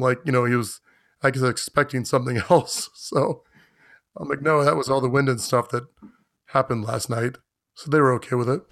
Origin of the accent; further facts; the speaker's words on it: Florida, United States; moved away as an adult; I grew up in Florida, but I've lived elsewhere most of my adult life